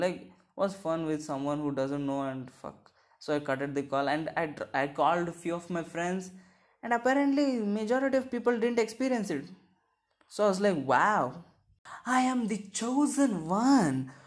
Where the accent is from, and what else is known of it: India